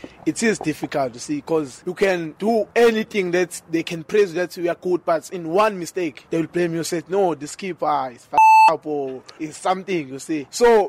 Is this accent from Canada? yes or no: no; Manguzi, KwaMhlabuyalingana, northern KwaZulu-Natal, South Africa; moved away as an adult; now in Durban, South Africa; I'm from Kwamhlabelingane, Manguze, the north of KwaZulu-Natal, next to Mozambique border.